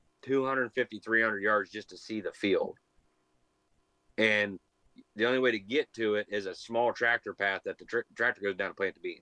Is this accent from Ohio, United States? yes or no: yes; Lisbon, Ohio, United States; The entire town where we grew up in Lisbon